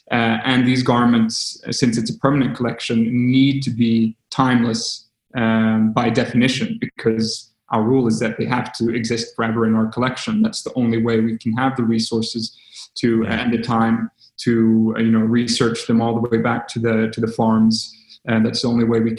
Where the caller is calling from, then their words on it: Stockholm, Stockholm County, Sweden; English is a second language; We're zooming in from Stockholm, Sweden.